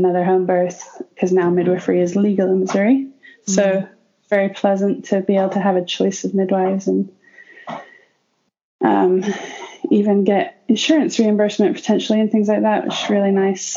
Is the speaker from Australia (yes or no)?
no; United Kingdom; moved away as an adult; now in United States; I'm not from America. I'm British.